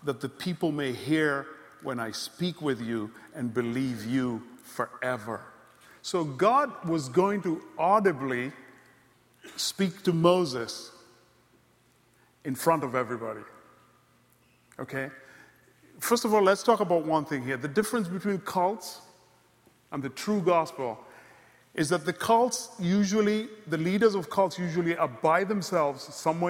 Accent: Kenya; moved away; also born or lived in Congo; I grew up in Ziwani and all these places.

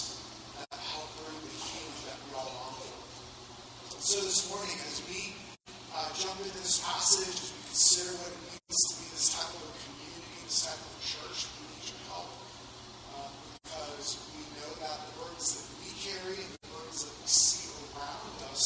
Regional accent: Miami, Florida, United States; I grew up in Miami

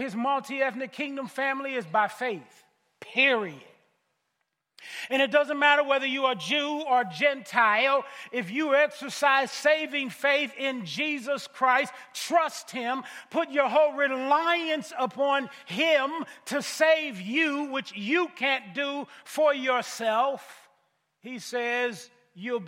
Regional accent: Missouri, United States; I'm from Missouri. The motto of my state is the show me state

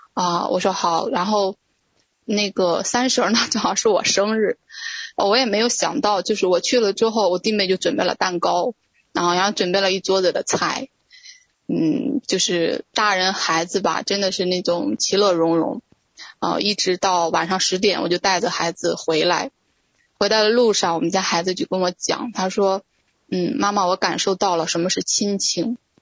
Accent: Shandong, China; also born or lived in Beijing; now in Jinan, China; 我之前呢，是一直在北京生活，呃，二零一八年下半年的时候呢，神对我说让我回到，呃，山东济南。啊，啊，我，我老家是山东的

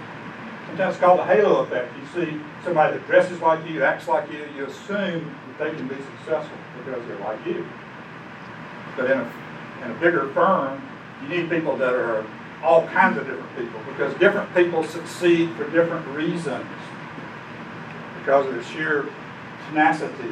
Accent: Alabama, United States; when I was growing up in Alabama

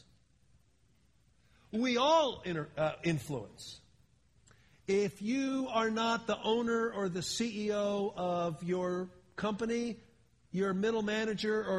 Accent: Philadelphia, Pennsylvania, United States; moved away as an adult; also born or lived in Miami, Florida; now in California, United States; I've been in California now since 1980, a long time, but I grew up back east. I grew up in Philadelphia

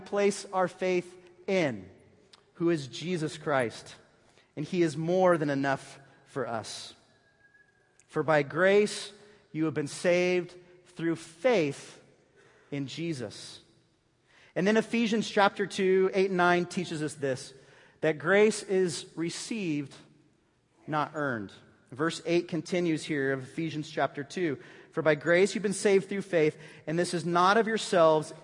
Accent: Bay Area, California, United States; moved away; I was from the Bay Area

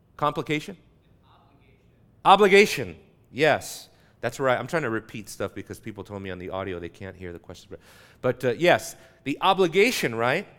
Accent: Southern California, United States; I grew up in Southern California.

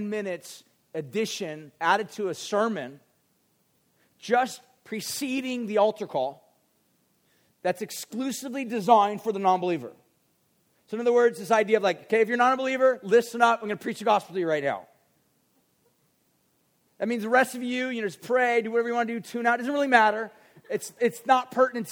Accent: United States; as an American

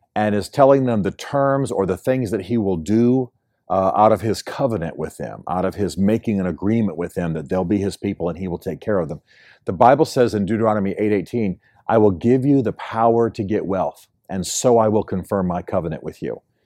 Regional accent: United States; moved away; in my home country, the United States

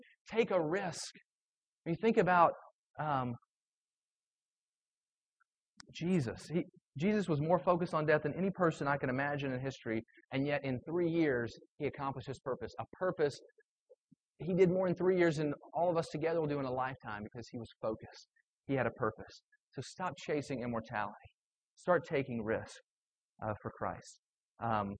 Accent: South Carolina, United States; I grew up in South Carolina

